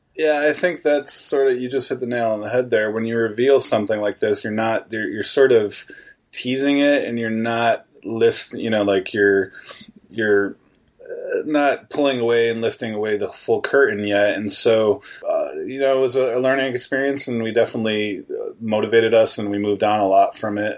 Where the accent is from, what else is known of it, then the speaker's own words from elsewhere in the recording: New York, United States; I'm native from New York State